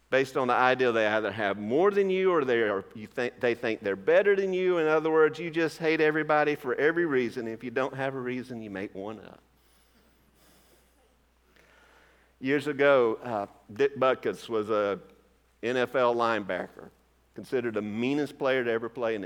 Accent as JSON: {"language": "English", "region": "Georgia", "country": "United States", "said": "My home state of Georgia"}